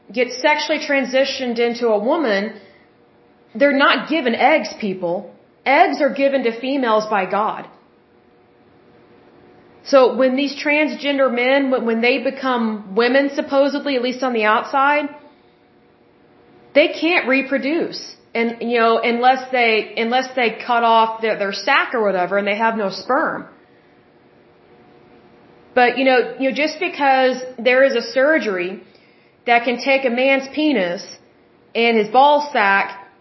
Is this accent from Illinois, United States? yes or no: no; Oklahoma, United States; I'm from Oklahoma, and yes, I love my state, but I don't actually like where I live. I have never liked living in Oklahoma